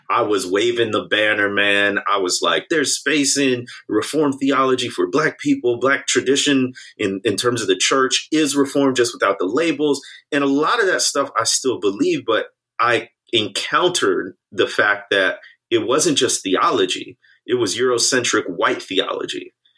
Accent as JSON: {"language": "English", "country": "United States", "tie": "born or raised there", "said": "somebody born and raised in the United States"}